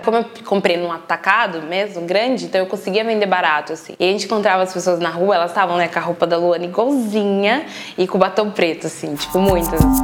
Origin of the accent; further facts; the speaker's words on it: Araraquara, São Paulo, Brazil; Eu sou de Araraquara, minha mãe me teve com 20 anos